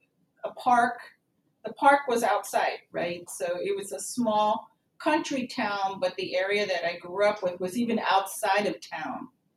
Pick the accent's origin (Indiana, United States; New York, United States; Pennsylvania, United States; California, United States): California, United States; King City; also born or lived in Pine Canyon, California; now in Texas, United States; I grew up in a little small town in the Salinas Valley in California. The town is called King City, California.